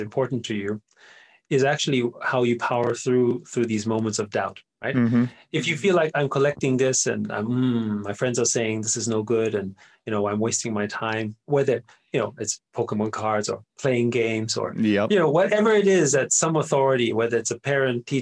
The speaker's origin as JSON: {"language": "English", "region": "Vienna", "country": "Austria", "tie": "born or raised there", "first_language": "German", "second_language": "English", "moved": "yes", "said": "I grew up in Vienna in Austria"}